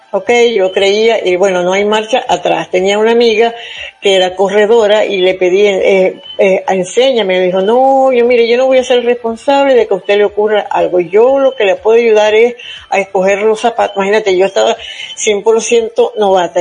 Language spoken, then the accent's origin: Spanish; Zulia, Venezuela; moved away; el estado donde yo nací, en el estado Zulia